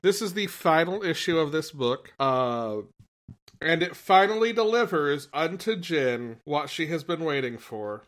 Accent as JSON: {"language": "English", "country": "United States", "tie": "born or raised there", "moved": "yes", "said": "my hometown is already in the U S."}